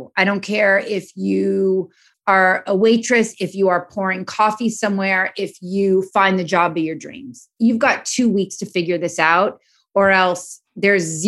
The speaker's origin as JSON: {"language": "English", "town": "Los Angeles", "region": "California", "country": "United States", "tie": "born or raised there", "said": "I'm born and raised in Los Angeles."}